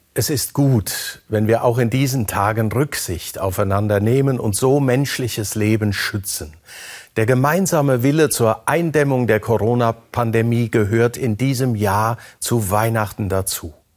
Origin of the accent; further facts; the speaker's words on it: Germany; hier bei uns in Deutschland